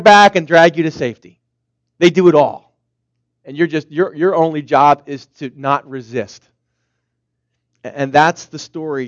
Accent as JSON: {"language": "English", "town": "Philadelphia", "region": "Pennsylvania", "country": "United States", "said": "where I'm from Philadelphia"}